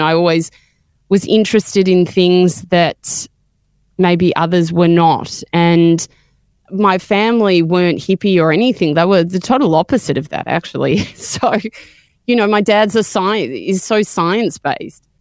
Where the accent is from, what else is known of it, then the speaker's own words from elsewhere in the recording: Melbourne, Victoria, Australia; I grew up in Melbourne